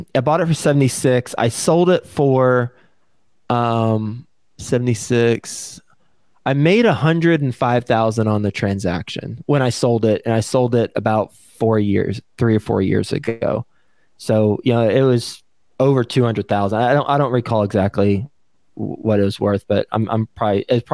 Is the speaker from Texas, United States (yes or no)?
yes; Texas, United States; moved away as an adult; also born or lived in New York City; I was from Texas. I grew up in Texas